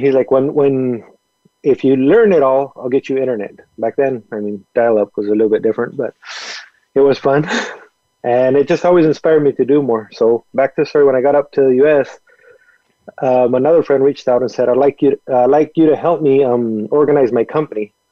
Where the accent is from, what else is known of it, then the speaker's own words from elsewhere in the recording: a small town near Nuevo Casas Grandes, Chihuahua, Mexico; moved away; I was born in Mexico. Raised down there